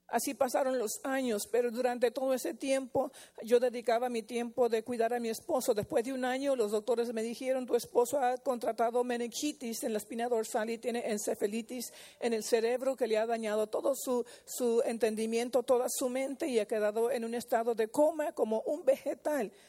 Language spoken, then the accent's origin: Spanish; Fullerton, California, United States; born or raised there; also born or lived in La Puente, California